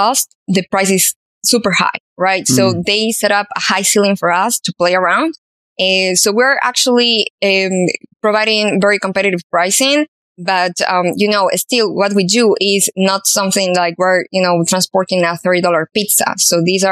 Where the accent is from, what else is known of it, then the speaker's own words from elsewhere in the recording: Ecuador; Ecuador, which is my hometown, a home country